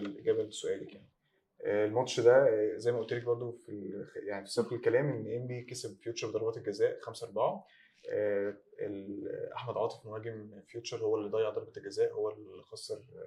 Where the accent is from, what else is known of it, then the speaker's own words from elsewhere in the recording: Egypt; عندنا في مصر